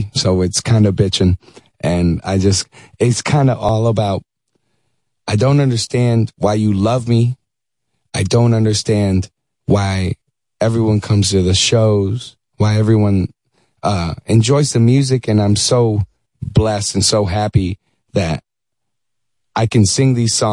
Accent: Dallas, Texas, United States; moved away as an adult; also born or lived in Syracuse, New York; now in Los Angeles, United States; I was born in Syracuse, New York. Moved to Dallas. I was 9 years old.

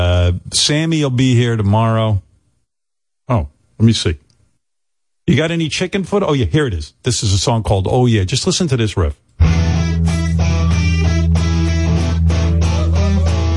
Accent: New York, United States; I growing up in New York

